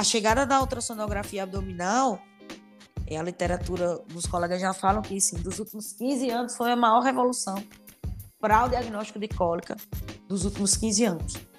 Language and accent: Portuguese; Rio Grande do Norte, Brazil; also born or lived in Piauí; now in Paraíba, Brazil; eu sou do Rio Grande do Norte, né? Então, já morei no Piauí e hoje tô na Paraíba.